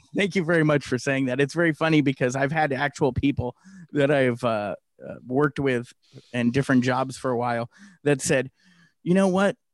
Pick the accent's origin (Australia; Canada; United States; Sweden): United States; Santa Clara, California; growing up in the Bay Area, uh, Silicon Valley, Santa Clara, California, to be specific